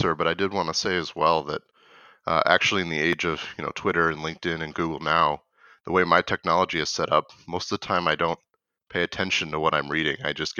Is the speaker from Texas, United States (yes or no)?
no; Michigan, United States; now in Twin Cities, United States; So I was raised in Michigan, and I moved to the Twin Cities in Minnesota to actually work at Cargill about 5 years ago now.